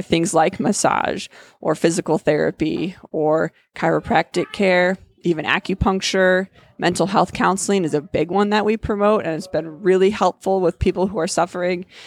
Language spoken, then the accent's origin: English; Cedar Rapids, Iowa, United States; moved away as an adult; also born or lived in Fort Collins, Colorado; I was born and raised in Cedar Rapids.